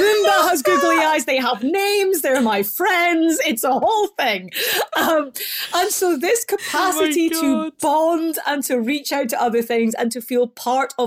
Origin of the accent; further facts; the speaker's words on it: Scotland, United Kingdom; moved away; So you can probably tell because I talk funny. I'm from Scotland